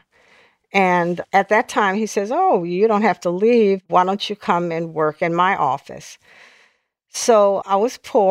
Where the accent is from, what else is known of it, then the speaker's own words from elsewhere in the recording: New Orleans, Louisiana, United States; now in Washington, D.C. area, United States; I grew up in a very volatile period in New Orleans